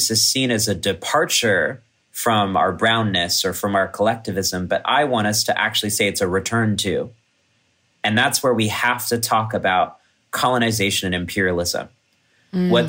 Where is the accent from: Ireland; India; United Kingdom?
India; Kerala; One of my best performances ever was in my hometown village in Kerala, where my dad's family is from.